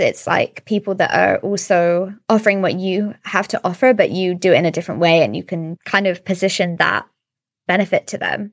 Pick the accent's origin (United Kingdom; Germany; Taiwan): United Kingdom; Suffolk, East of England; moved away as an adult; also born or lived in London; now in Sweden; we both moved back to my hometown in Suffolk in the U K